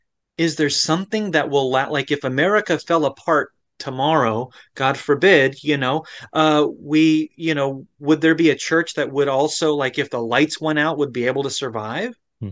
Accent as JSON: {"language": "English", "region": "Florida", "country": "United States", "tie": "born there", "said": "No. I was born in Florida. You know, evangelical country."}